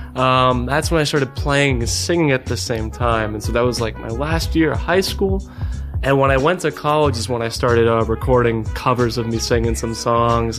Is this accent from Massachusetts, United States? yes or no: yes; Cape Cod, Massachusetts, United States; moved away as an adult; now in Yonkers, United States; growing up in Cape Cod, Massachusetts